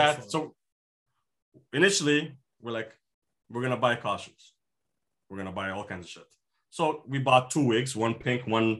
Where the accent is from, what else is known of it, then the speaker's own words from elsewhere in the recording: Canada; as Canadians.